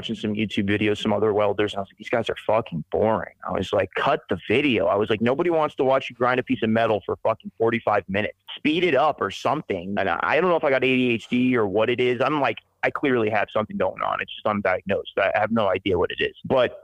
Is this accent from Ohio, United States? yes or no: no; Spring Hill, Florida, United States; moved away as an adult; also born or lived in Brooksville, Florida / Weeki Wachee, Florida; now in Montana, United States; When I was a kid, I grew up in the town that I'm from. I'm from Spring Hill, Florida, Brooksville, Florida, Wickiwatchee, Florida